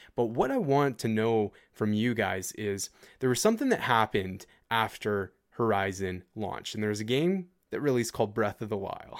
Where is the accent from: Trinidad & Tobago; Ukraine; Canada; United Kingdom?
Canada; as a Canadian